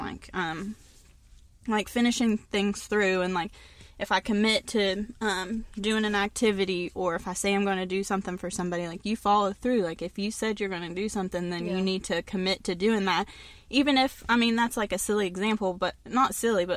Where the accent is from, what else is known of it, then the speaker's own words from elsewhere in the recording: West Virginia, United States; also born or lived in North Carolina; I was born in North Carolina, and then my mom moved back to West Virginia, and we moved in with her grandma, my great-grandmother, so she helped take care of me a lot